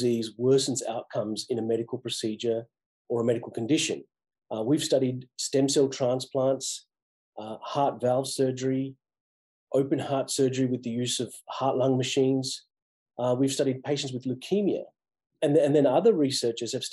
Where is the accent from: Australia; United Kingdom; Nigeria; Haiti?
Australia; moved away as an adult; also born or lived in Massachusetts; now in United States; I grew up in Australia depending on the public health system for my healthcare